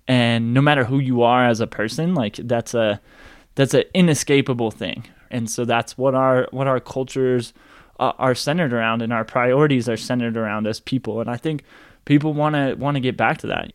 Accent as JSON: {"language": "English", "town": "Boulder", "region": "Colorado", "country": "United States", "tie": "born or raised there", "said": "I grew up in Boulder, Colorado"}